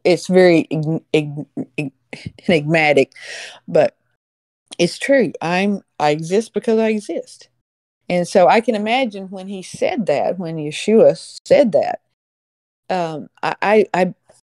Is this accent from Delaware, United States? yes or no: no; Alabama, United States; I grew up in Alabama, Tornado Alley